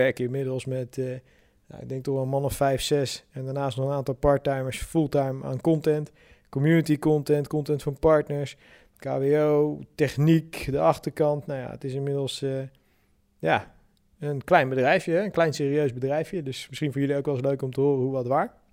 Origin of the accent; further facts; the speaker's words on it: Sassenheim, South Holland, Netherlands; now in Moerkapelle, Netherlands; Ik ben opgegroeid in de Boddenstreek in Sassenheim.